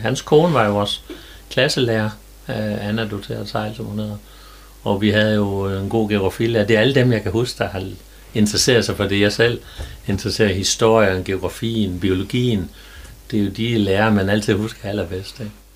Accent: Jerup, North Denmark Region, Denmark; also born or lived in Skærum; jeg er født og opvokset øh, ikke ret langt her fra Strandby, nemlig i Jerup.

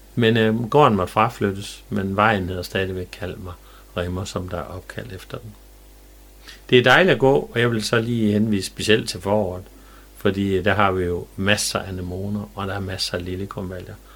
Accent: Jerup, North Denmark Region, Denmark; da jeg var dreng i Jæv

